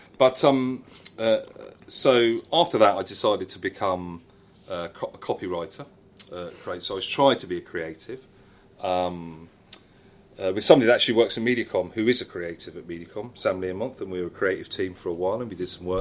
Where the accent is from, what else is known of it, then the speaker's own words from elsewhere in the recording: Watford, East of England, United Kingdom; I come from Watford